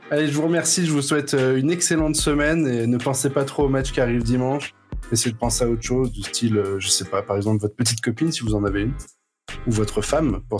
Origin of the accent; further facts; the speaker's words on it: Metz, Grand Est, France; now in Paris, France; moi je suis né à Metz